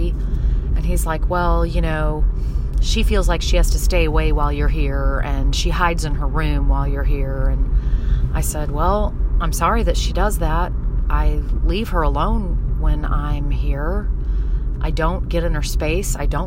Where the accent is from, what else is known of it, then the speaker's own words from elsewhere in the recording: Southern Illinois, United States; moved away as an adult; also born or lived in Pennsylvania; we're both from Illinois, Southern Illinois